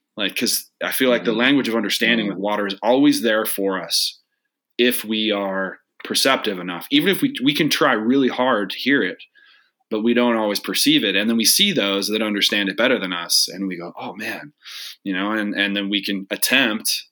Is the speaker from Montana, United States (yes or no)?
no; Spokane, Washington, United States; I grew up in Spokane, we're both kids from the Northwest.